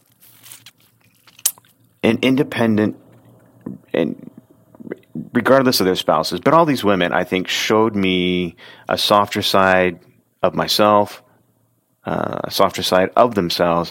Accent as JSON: {"language": "English", "town": "Oregon City", "region": "Oregon", "country": "United States", "tie": "born or raised there", "said": "growing up in Oregon City and being like 4 or 5"}